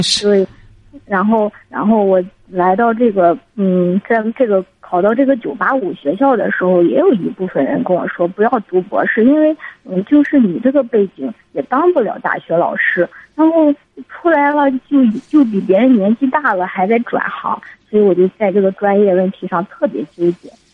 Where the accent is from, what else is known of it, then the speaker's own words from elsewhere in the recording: Shandong, China; 我是山东人，然后我那个就是在省内的一个一本读的